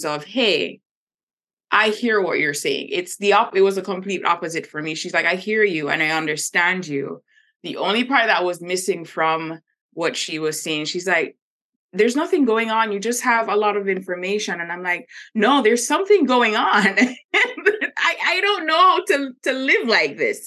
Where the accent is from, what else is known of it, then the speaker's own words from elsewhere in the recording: Jamaica; moved away; I'm originally from Jamaica, and Jamaica is very religious